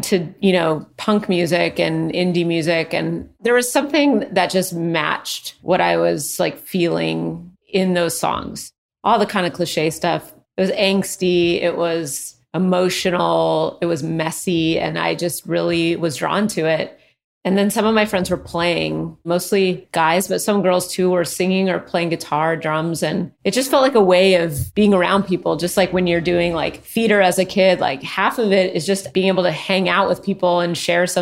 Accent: Redmond, Washington, United States; also born or lived in Los Angeles, California; now in Portland, United States; I grew up outside Seattle.

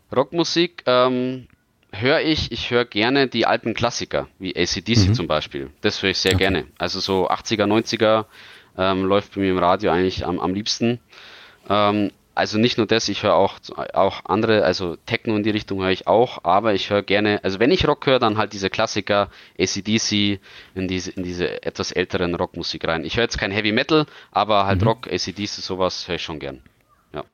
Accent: Bavaria, Germany; als Bayer

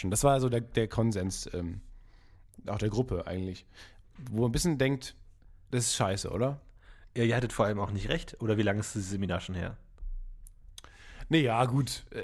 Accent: North Rhine-Westphalia, Germany; ich komme ja aus dem Kreis Unna

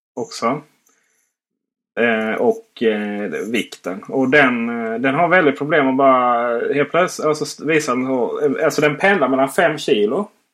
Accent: Blekinge, Sweden; Jag är ju faktiskt från Blekinge, inte Skåne

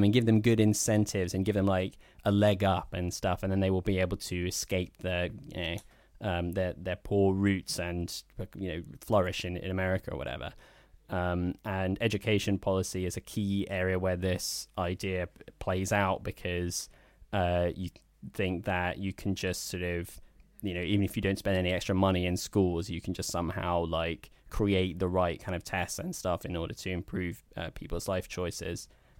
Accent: Ham, London, United Kingdom; we grew up in the Sacramento of southwest London. Ham.

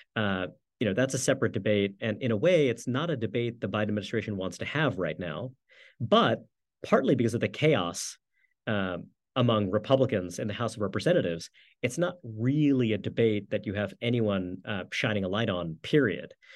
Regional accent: New York City, New York, United States; I grew up in New York City

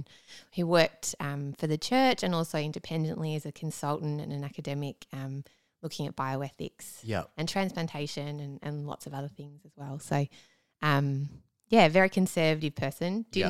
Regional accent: Doncaster, Yorkshire and the Humber, United Kingdom; Yeah, just in Doncaster.

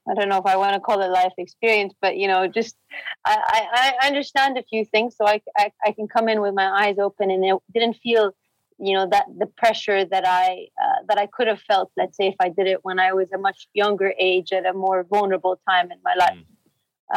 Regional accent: Jeddah, Makkah Province, Saudi Arabia; moved away as an adult; also born or lived in Cambridge, United Kingdom; I grew up in Saudi, in Jeddah

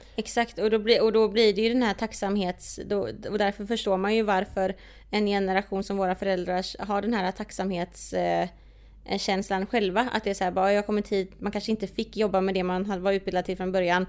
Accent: Sweden; vi är födda här. Alltså mm. så här, mm. vi, vi har ju inte den, vi är ju uppvuxna på ett, i Sverige

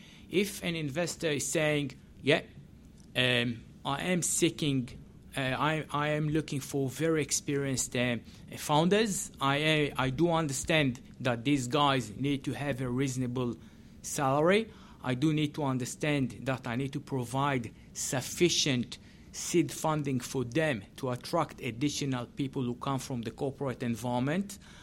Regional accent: Israel; English is a second language; And I came from Israel, and you see that in many, many cases

